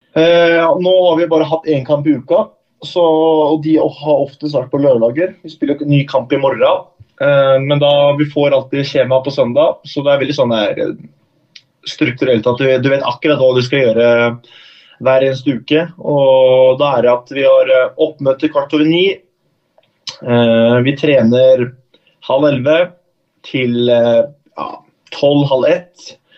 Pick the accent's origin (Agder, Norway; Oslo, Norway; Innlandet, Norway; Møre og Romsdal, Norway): Oslo, Norway; moved away as an adult; now in Norrköping, Sweden; da jeg var hjemme i Oslo og, og møtte mor og far